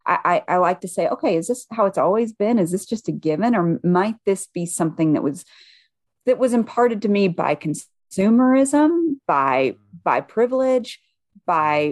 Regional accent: the South, United States; moved away; I grew up white evangelical in the South

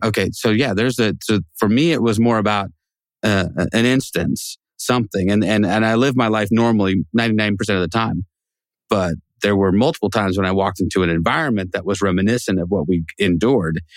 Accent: Pacific Northwest, United States; John and I grew up in the Pacific Northwest

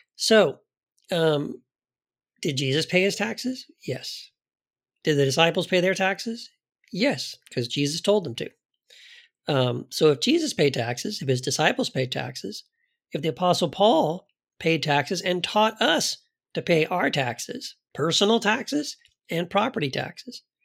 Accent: United States; as an American, someone raised in the American church

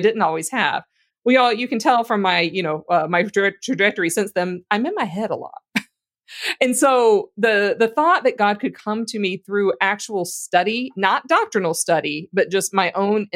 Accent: Louisiana, United States; I grew up in Louisiana

